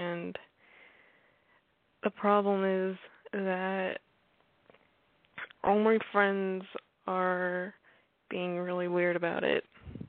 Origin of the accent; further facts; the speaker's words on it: Arkansas, United States; I am going to be 18 in August, and I'm from Arkansas.